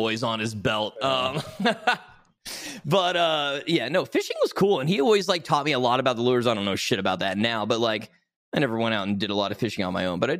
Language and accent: English; Tennessee, United States; moved away; I grew up in Tennessee